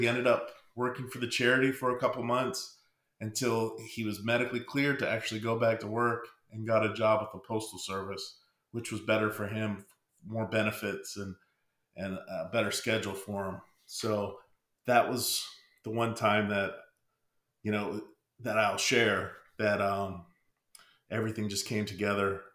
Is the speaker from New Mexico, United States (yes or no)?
no; Pennsylvania, United States; I'm originally from Pennsylvania